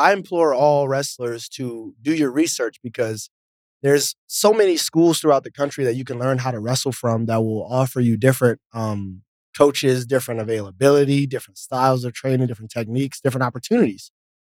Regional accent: East Coast, United States; You know, growing up in the East Coast, it's cold. I get snow on my birthday a lot of times.

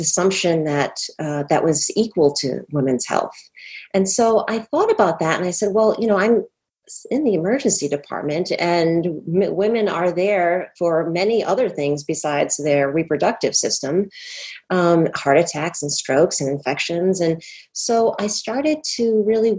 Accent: Rhode Island, United States; also born or lived in Boston; I was born and raised in Rhode Island

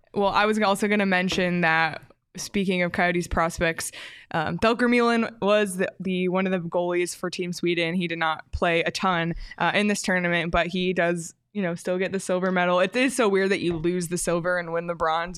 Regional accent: Canada; as a Canadian

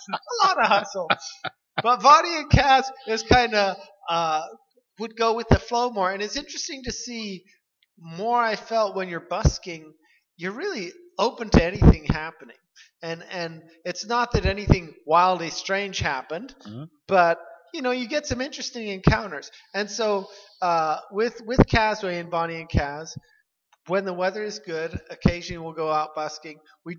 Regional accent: Dearborn, Michigan, United States; born there; I was born in Dearborn. Let's get specific.

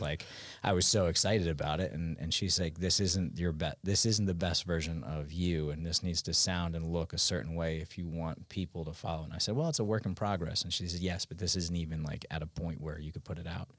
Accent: Westchester, New York, United States; moved away as an adult; I'm from New York originally, but I've been down here since two thousand nine

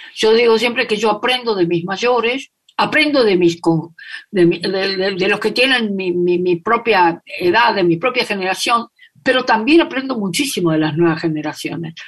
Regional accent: Corrientes, Argentina; Yo nací en la ciudad de Corrientes, en la capital de la provincia de Corrientes

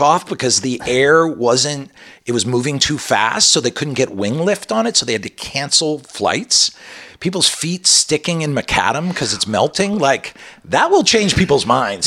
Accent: Colorado, United States; moved away; I was born in Colorado

